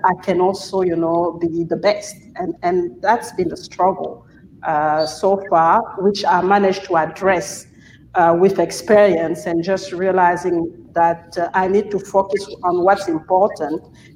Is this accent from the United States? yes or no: no; Gabon; I'm originally from Gabon